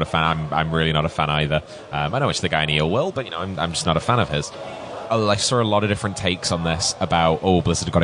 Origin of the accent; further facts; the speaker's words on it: United Kingdom; as a British person